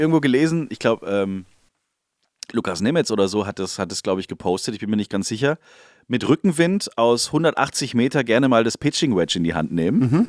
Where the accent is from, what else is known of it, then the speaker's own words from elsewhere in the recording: Swabia, Germany; Ich bin Schwabe